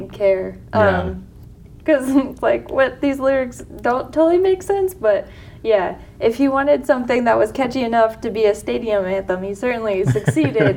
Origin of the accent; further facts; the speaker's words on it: East Coast, United States; growing up on the East Coast